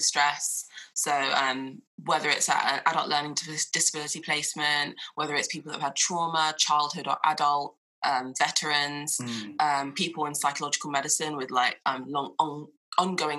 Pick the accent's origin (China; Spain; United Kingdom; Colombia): United Kingdom; Croydon, London; also born or lived in Wallington, Surrey; I'm originally from Croydon, South London